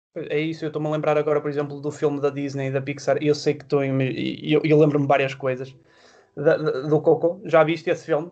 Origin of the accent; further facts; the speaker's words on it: Matosinhos, Norte, Portugal; eu cresci em, em Matosinhos